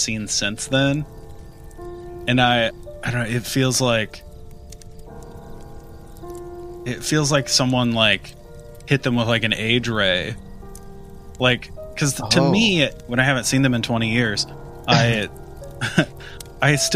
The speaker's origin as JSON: {"language": "English", "region": "Midwest", "country": "United States", "tie": "born or raised there", "said": "growing up in the Midwest in the time we did"}